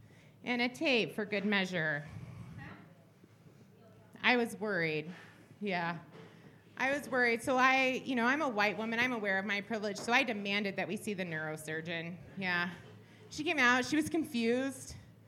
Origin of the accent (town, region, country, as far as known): Phoenix, Arizona, United States